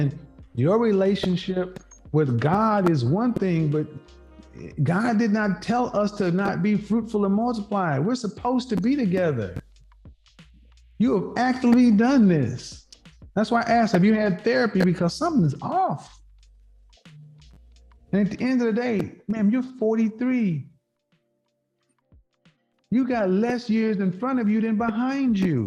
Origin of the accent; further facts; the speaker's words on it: Bible Belt, the South, United States; I grew up in the Bible Belt